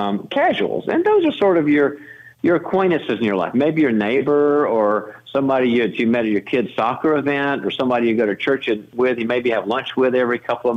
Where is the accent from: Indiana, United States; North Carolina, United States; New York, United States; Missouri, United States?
North Carolina, United States; now in California, United States; I'm originally from the South. We've been Barbie and I raised the kids in California, but I'm originally from North Carolina